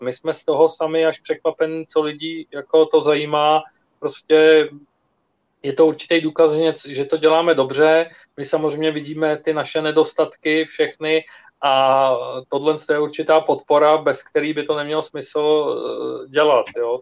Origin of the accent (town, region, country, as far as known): Czechia